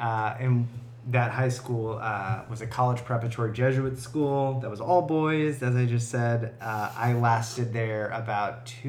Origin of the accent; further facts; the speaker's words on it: St. Louis, Missouri, United States; moved away as an adult; now in Toronto, Canada; I grew up in St. Louis, Missouri, which is a, at least during the time that I grew up, is a very segregated city in both terms of race